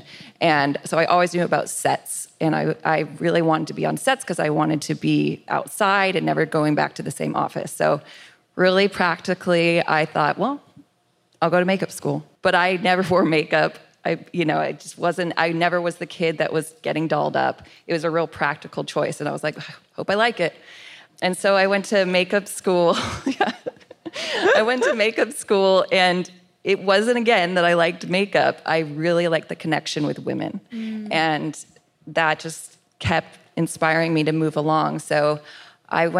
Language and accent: English; Los Angeles, California, United States; I grew up in Los Angeles in the suburbs in the San Fernando Valley